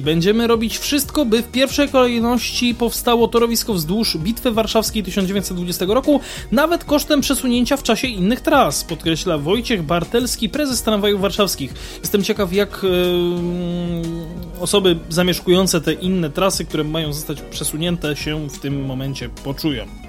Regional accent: Kraków, Lesser Poland, Poland; my jesteśmy z Krakowa

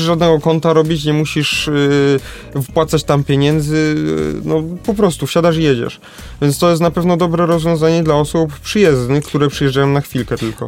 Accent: Kraków, Lesser Poland, Poland; u nas w Krakowie

